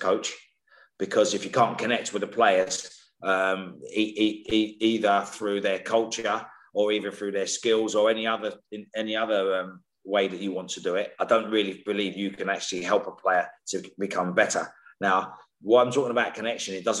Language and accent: English; London, United Kingdom; I come from Islington, right, in the central London. So I grew up with a variety of different cultures